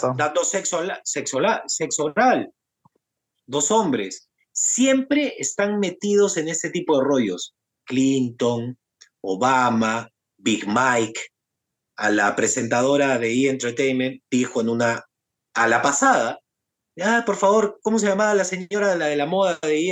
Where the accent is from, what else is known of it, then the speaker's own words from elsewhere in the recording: Peru; nosotros los peruanos